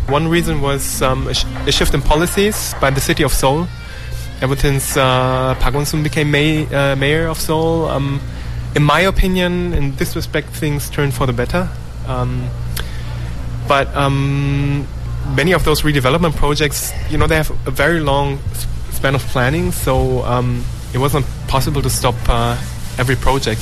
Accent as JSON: {"language": "English", "country": "Germany", "moved": "yes", "lives_now": "South Korea", "said": "my home country, Germany and Korea"}